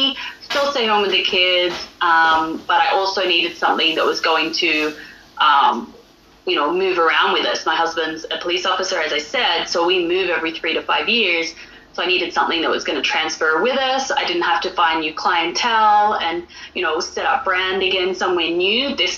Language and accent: English; Australia; moved away as an adult; also born or lived in northern Alberta, Canada; now in Alberta, Canada; I'm from Australia, so that's why I sound a little bit different. But I've been living in Canada for the last 10 years.